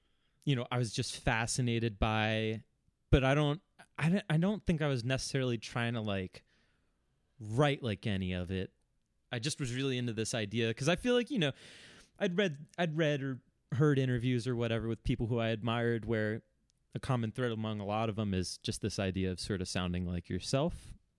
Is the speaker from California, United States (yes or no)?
no; Philadelphia, Pennsylvania, United States; growing up in Philadelphia in the late 2000s was like DIY sort of like math rock music was just everywhere.